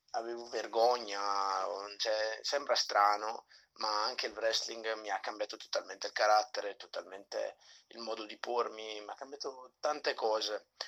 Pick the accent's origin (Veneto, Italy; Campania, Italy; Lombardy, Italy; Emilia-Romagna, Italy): Lombardy, Italy; Brescia; Vengo da Brescia, dove alleno anche un gruppo di ragazzi